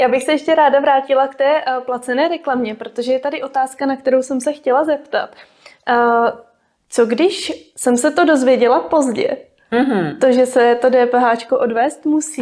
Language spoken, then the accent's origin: Czech; Jihlava, Vysočina Region, Czechia; sama pocházím z Jihlavy